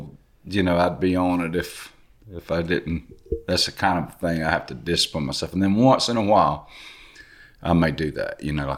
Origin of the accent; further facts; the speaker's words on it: Jesup, Georgia, United States; moved away as an adult; now in Hamilton, United States; I was raised in Jessup, Georgia, but my parents were from Eastman, Georgia